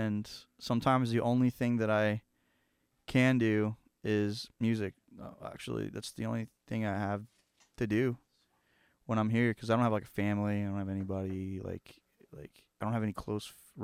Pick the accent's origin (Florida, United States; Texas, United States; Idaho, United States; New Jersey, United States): Florida, United States; Hollywood; moved away as an adult; also born or lived in Hialeah, Florida; now in Nashville, United States; I grew up in my whole childhood was in Hollywood, Florida, which is just like, I think it's just north of Miami